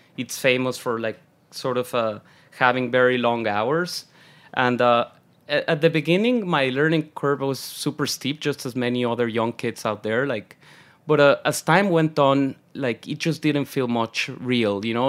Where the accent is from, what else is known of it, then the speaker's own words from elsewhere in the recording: Mexico City, Mexico; moved away as an adult; also born or lived in London; now in New York, United States; born and raised in Mexico City